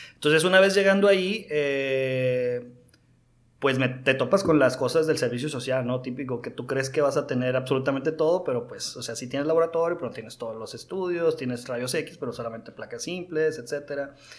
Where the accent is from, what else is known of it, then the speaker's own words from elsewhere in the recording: Mazatlán, Sinaloa, Mexico; yo soy originario de Mazatlán, Sinaloa